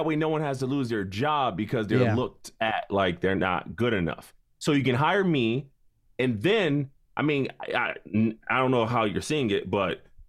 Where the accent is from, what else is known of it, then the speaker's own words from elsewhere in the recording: Hartford, Connecticut, United States; my hometown of Hartford, Connecticut